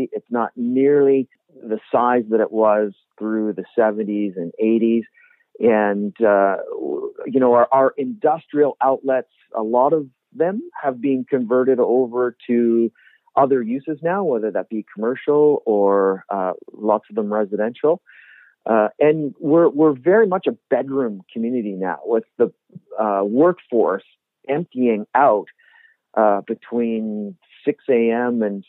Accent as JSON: {"language": "English", "town": "Squamish", "region": "British Columbia", "country": "Canada", "tie": "born or raised there", "also_born_or_lived": "Vancouver / Fort Nelson / Fort St. John / Parksville", "said": "I was born in Squamish. I grew up in the community. And once I finished high school, I was in Vancouver for a bit of post-secondary education. And my first job in my working life was in Fort Nelson, British Columbia"}